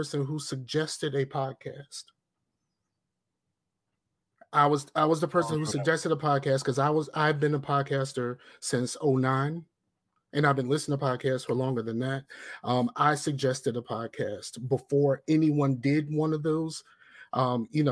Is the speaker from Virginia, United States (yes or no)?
yes; Newport News, Virginia, United States; I'm a brother from Newport News